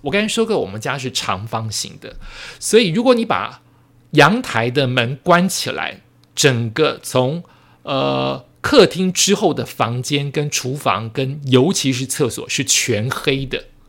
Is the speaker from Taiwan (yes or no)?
yes; Taiwan; 我爸爸妈妈原本住眷村，后来过好一点的日子之后，就是不小心生出了我。也许生出我之后的一到三四年，不知道是哪一年，可能他们也不记得了。我们就搬到了我的第一个房子，但是是我爸妈在台湾的第二个房子了